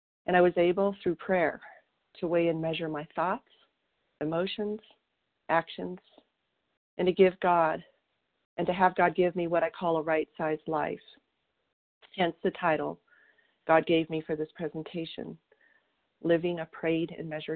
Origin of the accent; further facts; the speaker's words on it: southern Colorado, United States; moved away as an adult; also born or lived in Wyoming / Oklahoma; my hometown in southern Colorado